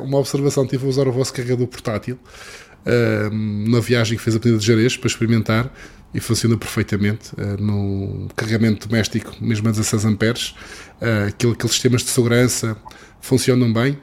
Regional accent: Madeira, Portugal; eu, sou madeirense, porque sou madeirense também

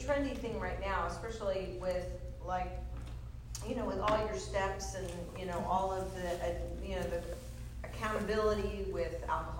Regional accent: United States; we're American.

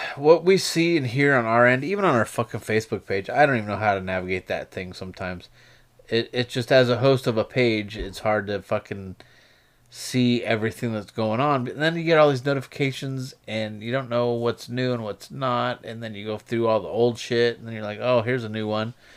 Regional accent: United States; we, as the American people

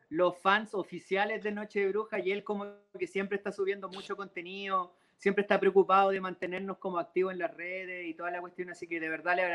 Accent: Santiago, Santiago Metropolitan Region, Chile; Sí, yo soy santiaguino ah, de, cuna, nací en el Parque

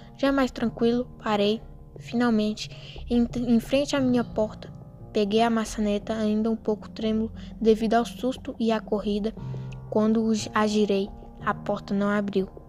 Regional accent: Espinosa, Minas Gerais, Brazil; sou da cidade de Espinosa, Minas Gerais

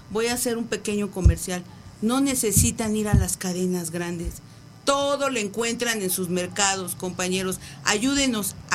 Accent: Iztapalapa, Mexico City, Mexico; no nada más en Iztapalapa, porque somos de Iztapalapa para el mundo, ¿eh?

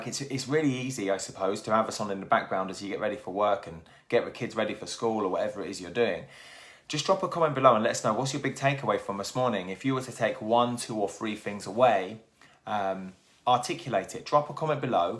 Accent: Milton Keynes, South East England, United Kingdom; also born or lived in Plymouth; now in Newquay, United Kingdom; I grew up in Milton Keynes

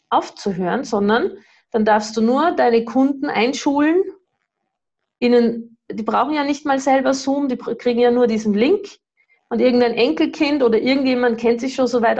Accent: Austria; ich weiß nicht, was ist das für ein Bundesland, ich bin ja Österreicherin.

